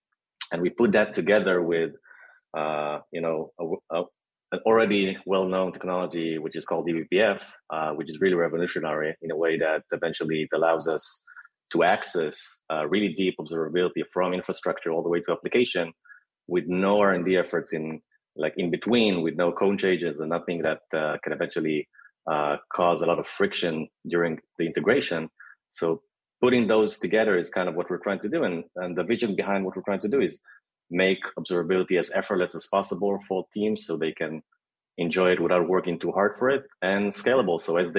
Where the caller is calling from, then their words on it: Tel Aviv, Tel Aviv District, Israel; I'm actually joining you from hot yet beautiful Tel Aviv in Israel.